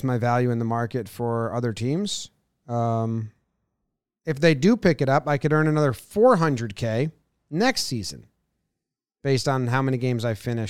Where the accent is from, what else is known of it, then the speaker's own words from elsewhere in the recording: Slippery Rock, Pennsylvania, United States; Oh, man, it was good. I grew up in Slippery Rock.